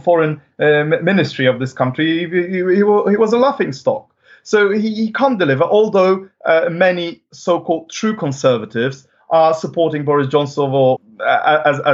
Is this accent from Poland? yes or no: yes; Poland; now in United Kingdom; my home country, which is Poland